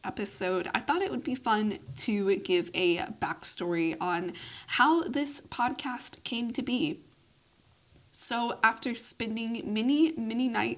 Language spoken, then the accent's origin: English; Austin, Texas, United States; I grew up in the conservative South. I currently live in my hometown of Austin, Texas